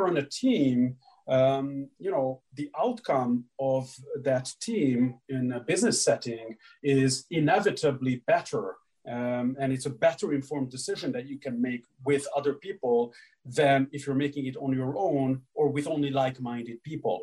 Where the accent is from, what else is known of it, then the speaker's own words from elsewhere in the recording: Hungary; moved away; growing up in Hungary, team competitions were a big, big part of our chess education